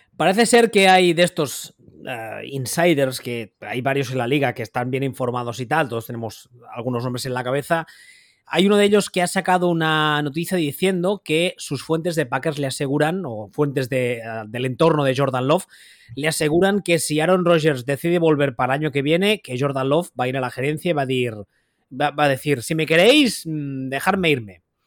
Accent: Catalonia, Spain; aquí siendo catalán y viviendo aquí, toda la vida lo he oído

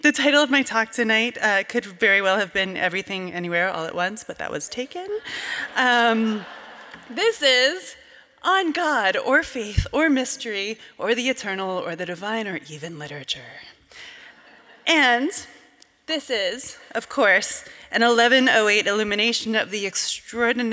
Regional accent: Cooperstown, New York, United States; the 18th century Presbyterian church in my hometown of Cooperstown, New York

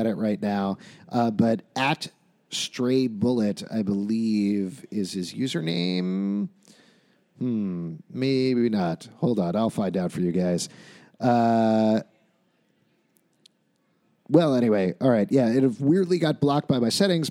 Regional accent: New York, United States; as a New Yorker

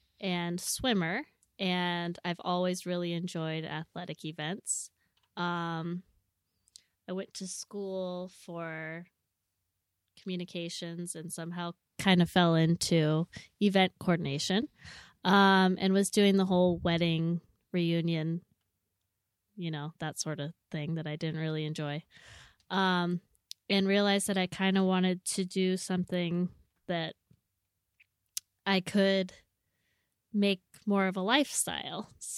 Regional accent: Washougal, Washington, United States; also born or lived in Seaside; Okay. I was Washougal, you know, across the river, and then Seaside.

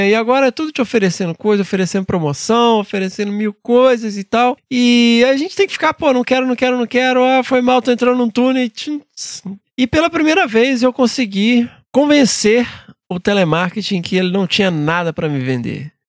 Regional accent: Belo Horizonte, Minas Gerais, Brazil; Sou mineira de Belo Horizonte, nascida e criada.

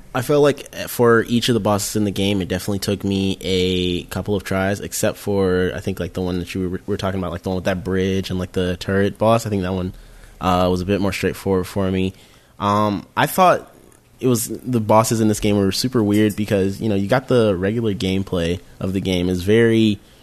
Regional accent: Atlanta, Georgia, United States; I am from Atlanta, hot Atlanta

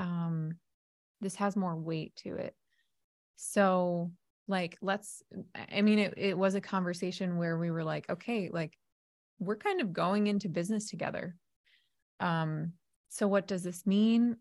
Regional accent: New Jersey, United States; moved away; I'm a Jersey girl 'cause I'm originally from New Jersey. However, it's been a long time since I've lived there

